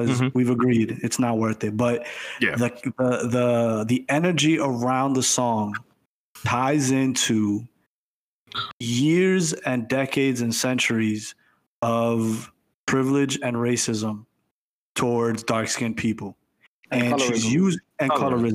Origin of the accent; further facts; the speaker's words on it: Dominican Republic; now in United States; I'm from the Dominican Republic